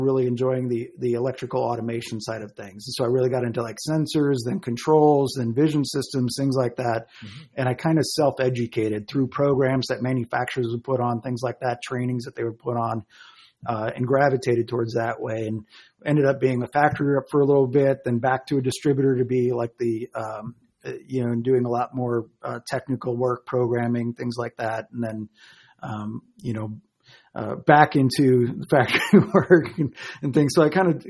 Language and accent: English; Chicago, Illinois, United States; moved away as an adult; also born or lived in Colorado; I grew up in the Chicago area and moved to Colorado when I was 24.